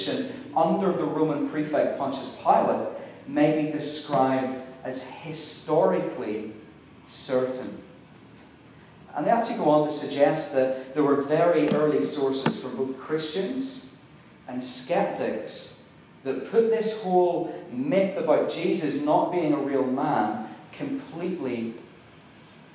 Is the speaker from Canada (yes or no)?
no; Ireland; I'm Irish